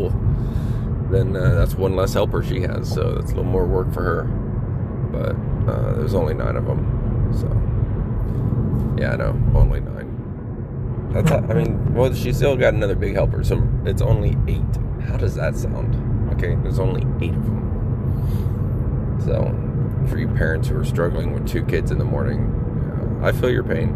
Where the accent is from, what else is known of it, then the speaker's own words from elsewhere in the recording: Florida, United States; I used to go all the time, growing up in Florida